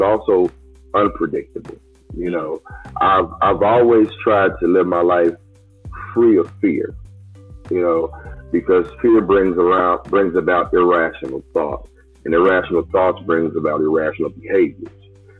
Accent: United States; I'm coming from United States perspective

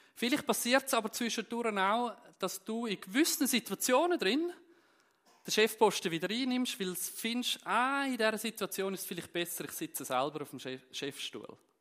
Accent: Zürcher Unterland, Zurich, Switzerland; moved away as an adult; now in Steffisburg, Switzerland; ursprünglich bin ich aus dem Kanton Zürich, aus dem Zürich-Unterland

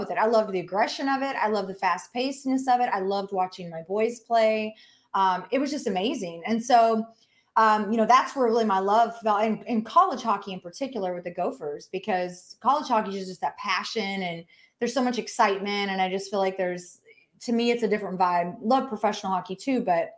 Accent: Texas, United States; moved away as an adult; also born or lived in Minnesota; now in Tampa, United States; I grew up in Texas

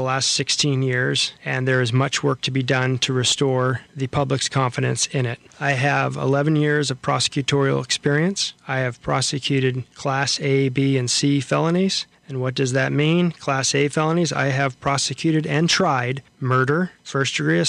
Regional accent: Chewelah, Washington, United States; I'm from Stevens County. I was raised here from 1976, the year I was born, until I graduated from Jenkins High School in Chihuahua in 1995.

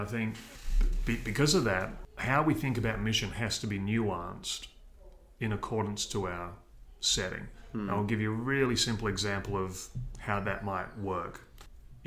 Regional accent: Australia; moved away as an adult; also born or lived in Seoul, South Korea / Exeter, United Kingdom; I'm an Aussie

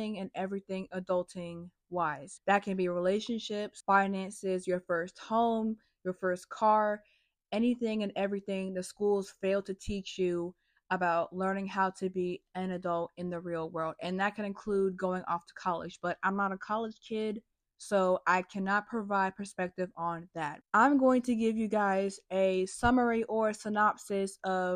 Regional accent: North Carolina, United States; I'm from North Carolina, unfortunately. I'm from a state where we just have a lot of cookouts and Bojangles. I was raised in a suburban slash rural country

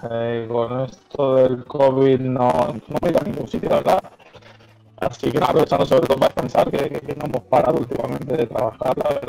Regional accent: Parla, Community of Madrid, Spain; Y nada, soy de Parla, soy de aquí de Madrid. Eh, nací aquí y aquí me he criado. Bueno, he estado viviendo en otros sitios, pero bueno, vuelto aquí siempre volvemos

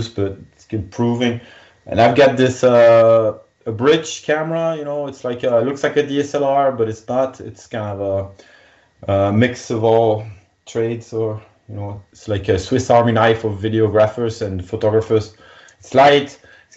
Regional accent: Belgium; I'm a pilot from Belgium

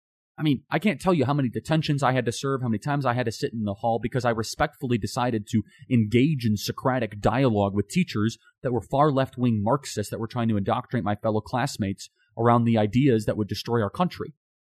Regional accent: United States; the time that I grew up in America.

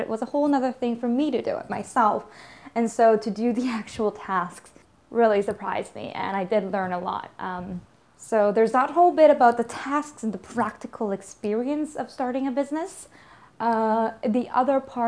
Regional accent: Vancouver, British Columbia, Canada; the place that has grown me, the place that has given me the worldview that I have, is really the city of Vancouver.

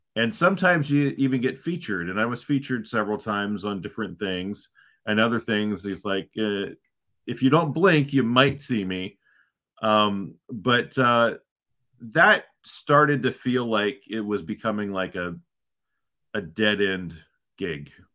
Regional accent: Ohio, United States; moved away as an adult; also born or lived in Southern California; now in Northern California, United States; So I grew up in Ohio

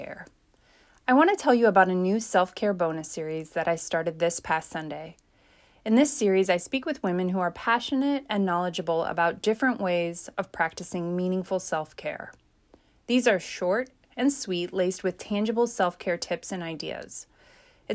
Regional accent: Chicago, Illinois, United States; now in Oregon, United States; I'm from Chicagoland area. And so that was wildly different than living in Oregon

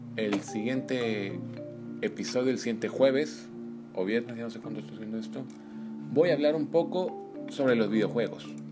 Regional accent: Mexico; los mexicanos estamos tan acostumbrados a palabras como chingado, pendejo

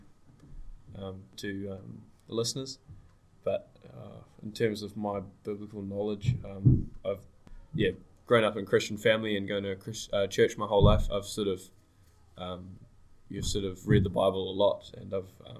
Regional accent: Hamilton, Waikato, New Zealand; I'm grown up in Gordonton, Hamilton

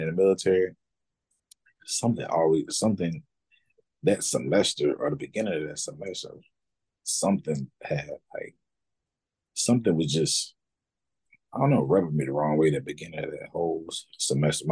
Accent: Raleigh, North Carolina, United States; Raleigh, my hometown

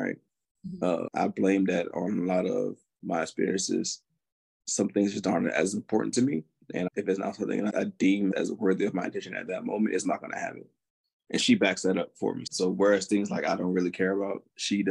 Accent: Augusta, Georgia, United States; moved away as an adult; now in Wisconsin, United States; I am from Augusta, Georgia

